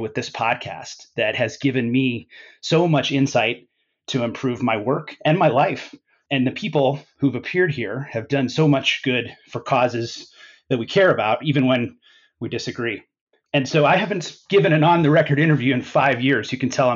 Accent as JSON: {"language": "English", "region": "Colorado", "country": "United States", "tie": "born or raised there", "said": "My home state of Colorado"}